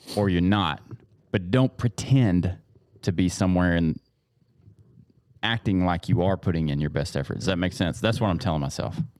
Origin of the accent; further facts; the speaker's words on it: East Texas, United States; We grew up in East Texas, you're going to church when the doors are open